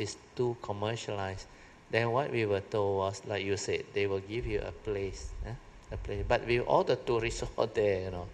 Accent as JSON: {"language": "English", "country": "Malaysia", "said": "we are from Malaysia."}